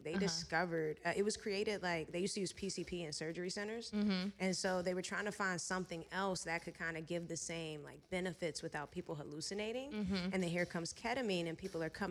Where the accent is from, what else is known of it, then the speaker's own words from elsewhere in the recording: Chesterfield County, Virginia, United States; moved away as an adult; also born or lived in Atlanta, Georgia; now in Los Angeles, United States; I went back home to Virginia. I'm originally from Virginia. Shout out to the 804